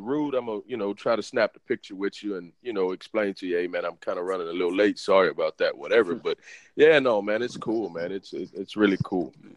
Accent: Beaumont, Texas, United States; now in Houston, United States; I'm from Beaumont. I'm from a small town.

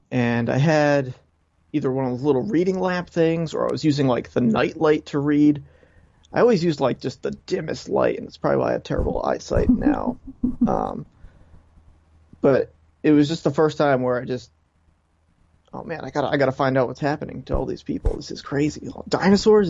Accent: Coventry, Rhode Island, United States; now in Warwick, United States; I'm from Rhode Island. From Coventry, Rhode Island is where I grew up, and I now live in Warwick

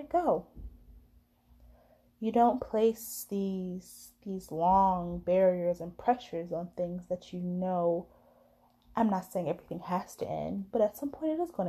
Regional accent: United States; as an American

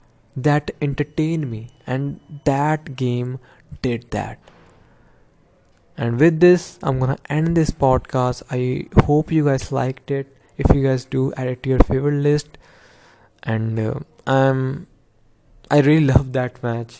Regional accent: India; I am from India

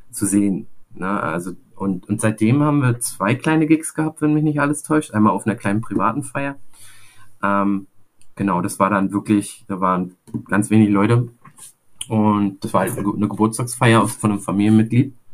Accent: Rostock, Mecklenburg-Vorpommern, Germany; als Rostocker hier in Rostock äh, ist das schon eine coole, geile Sache

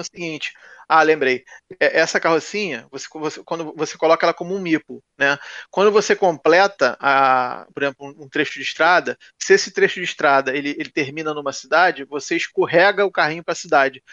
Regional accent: Rio de Janeiro, Brazil; now in Niterói, Brazil; eu nasci no Rio

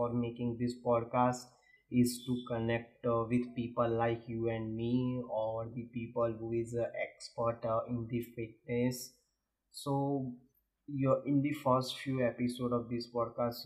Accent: India; I am originally from India

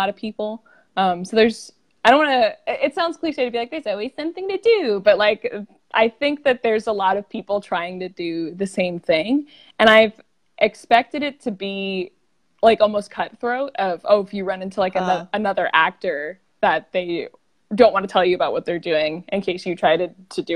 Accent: Eastern Shore of Maryland, United States; moved away as an adult; also born or lived in San Diego; now in Los Angeles, United States; I originally grew up on the Eastern Shore of Maryland.

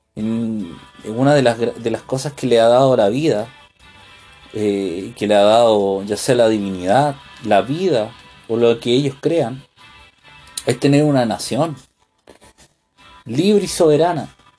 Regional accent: Santiago, Santiago Metropolitan Region, Chile; moved away as an adult; also born or lived in United States; nací en una ciudad, me crié en Santiago

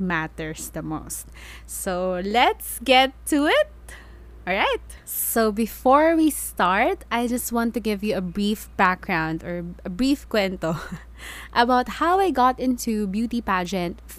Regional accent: Philippines; I introduce myself as a Filipino

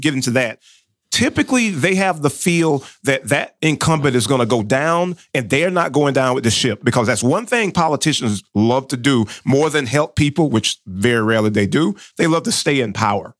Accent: North Florida, United States; accent: southern; I'm from down in that area

